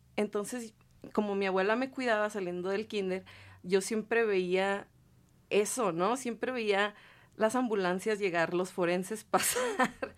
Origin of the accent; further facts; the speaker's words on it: Ciudad Juárez, Chihuahua, Mexico; moved away; also born or lived in Salt Lake City; soy de Ciudad Juárez, Chihuahua, del norte.